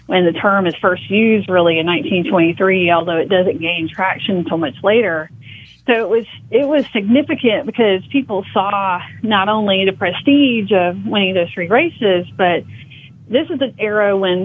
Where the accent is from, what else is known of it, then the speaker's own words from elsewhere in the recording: Alabama, United States; But I grew up in Alabama where it's not very common to be able to, you know, watch horse racing or even know people who are involved in the industry.